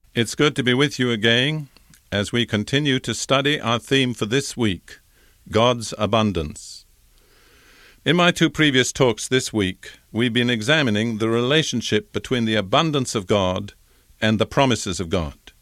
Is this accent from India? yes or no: no; United Kingdom; as a young boy growing up in Britain, in the Anglican Church